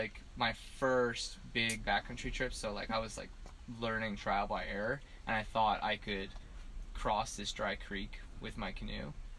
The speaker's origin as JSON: {"language": "English", "town": "Ottawa", "region": "Ontario", "country": "Canada", "tie": "born or raised there", "lives_now": "Western Canada", "said": "In Ottawa."}